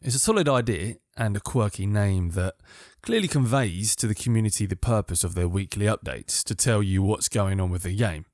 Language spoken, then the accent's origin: English; United Kingdom; I'm British